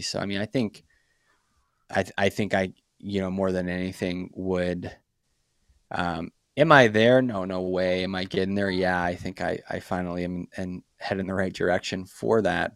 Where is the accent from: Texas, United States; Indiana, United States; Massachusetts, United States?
Massachusetts, United States; Brockton; moved away; I grew up in a city called Brockton, Massachusetts. It's just, uh, City of Champions, just south of Boston. Um, born and raised in, in Massachusetts